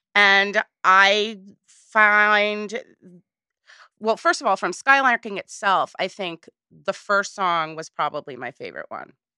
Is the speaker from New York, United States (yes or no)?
yes; Woodstock, New York, United States; I grew up in Woodstock. So everybody's jaded there